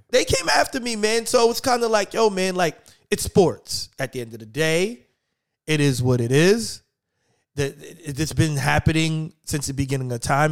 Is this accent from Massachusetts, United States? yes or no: no; New York, United States; I'm from New York